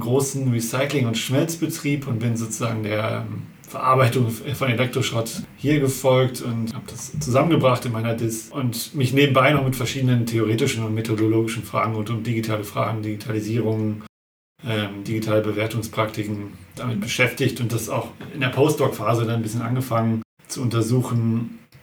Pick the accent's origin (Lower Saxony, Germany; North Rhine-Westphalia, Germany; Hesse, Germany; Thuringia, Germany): North Rhine-Westphalia, Germany; Hamm; ich bin eigentlich äh, aus Hamm, also in Grenzen mhm. des Ruhrpots sozusagen